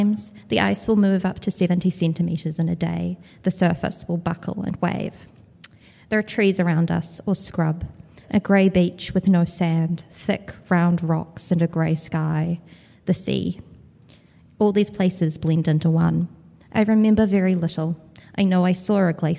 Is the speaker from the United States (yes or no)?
no; Wellington, New Zealand; I'm from Wellington, New Zealand.